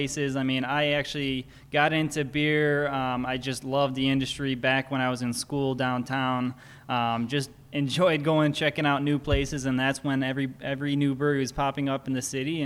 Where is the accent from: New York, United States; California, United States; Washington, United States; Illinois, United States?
Illinois, United States; Hickory Hills; I grew up in Hickory Hills, like less than a mile away. My parents still live there